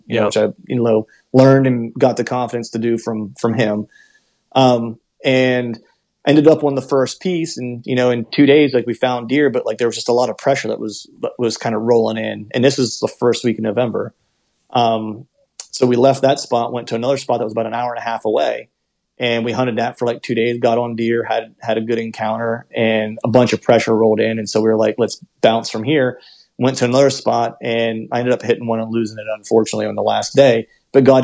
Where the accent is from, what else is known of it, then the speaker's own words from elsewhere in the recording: Pennsylvania, United States; moved away as an adult; also born or lived in Florida; I grew up in Pennsylvania, did a short stint in Florida for a while whenever I was doing the music stuff